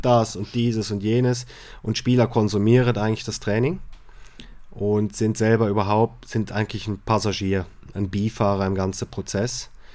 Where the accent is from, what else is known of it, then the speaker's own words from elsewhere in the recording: Switzerland; bei uns in der Schweiz